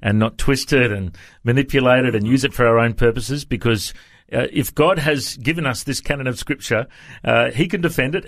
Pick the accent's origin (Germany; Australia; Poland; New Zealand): Australia; Tamworth, New South Wales; I'm from Tamworth originally